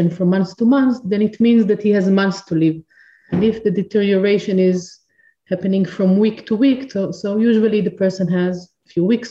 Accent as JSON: {"language": "English", "country": "Israel", "said": "I'm from Israel"}